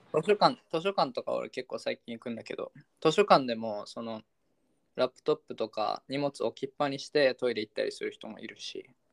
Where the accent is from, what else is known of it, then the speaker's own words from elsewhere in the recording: Sendai, Miyagi, Japan; moved away as an adult; now in Czech Republic; 俺地元仙台なんで